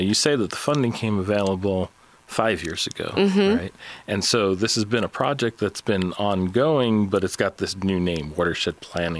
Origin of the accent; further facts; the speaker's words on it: New England, United States; now in Alabama, United States; I mean, I am from New England.